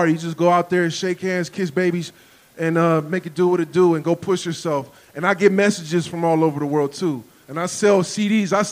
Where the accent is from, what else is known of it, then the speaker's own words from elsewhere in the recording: San Francisco, California, United States; I'm from San Francisco. I'm from the Bay Area. I grew up with Latinos, black, white, Asian, Pacific Islander, Palestinian.